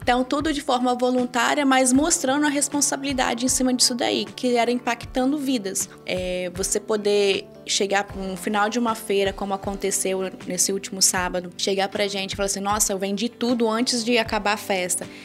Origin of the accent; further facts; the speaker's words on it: Brazil; Eu vim de uma família muito simples no interior do estado, onde eu cresci